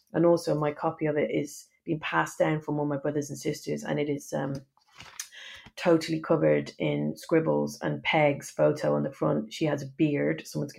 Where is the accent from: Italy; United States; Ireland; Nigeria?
Ireland; Dublin, Leinster; moved away as an adult; also born or lived in Belfast; now in England; I grew up in Dublin